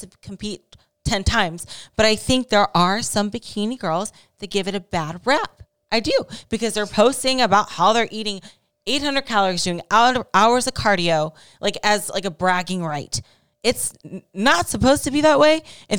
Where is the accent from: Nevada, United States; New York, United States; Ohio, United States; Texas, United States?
Ohio, United States; My home state.